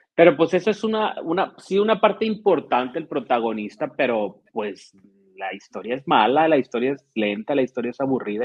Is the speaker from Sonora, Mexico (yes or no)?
yes; Ciudad Obregón, Sonora, Mexico; moved away; claro que estoy re bien acá en mi tierra. Saludos desde Ciudad Obregón, Sonora